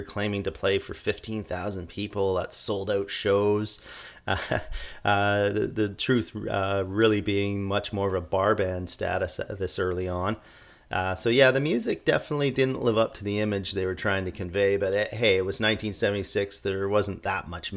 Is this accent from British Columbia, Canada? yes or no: no; Toronto, Ontario, Canada; my hometown of Toronto